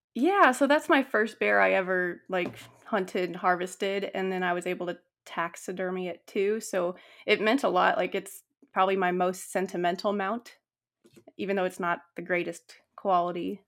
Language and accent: English; Northern California, United States; I grew up in Northern California, and I grew up on, like, a little ranch